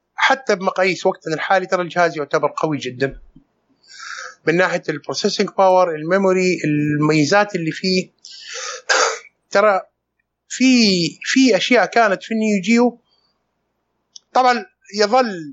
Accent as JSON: {"language": "Arabic", "country": "Saudi Arabia", "said": "عندنا في السعوديه"}